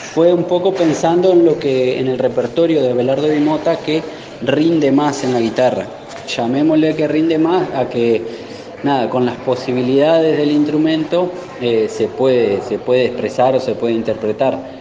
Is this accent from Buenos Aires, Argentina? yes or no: no; Gualeguay, Entre Ríos, Argentina; nosotros somos de Gualeguay